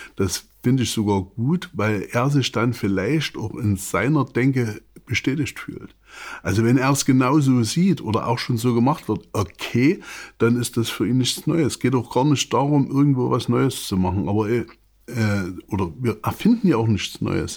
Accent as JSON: {"language": "German", "region": "Saxony", "country": "Germany", "said": "ich bin Sachse"}